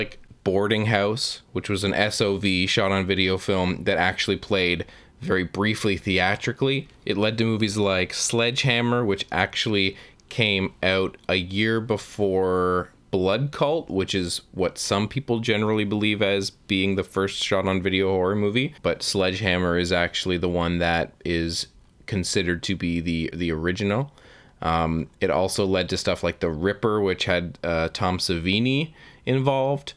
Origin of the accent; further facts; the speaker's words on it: Canada; I am Canadian